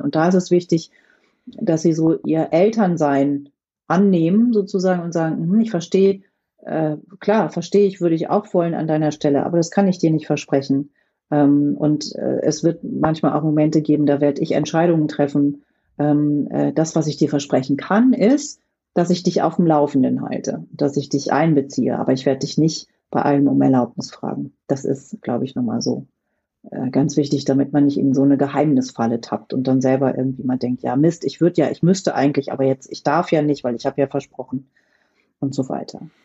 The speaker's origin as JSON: {"language": "German", "region": "rural Lower Saxony", "country": "Germany", "tie": "born or raised there", "said": "ich bin auf dem Land in Niedersachsen groß geworden"}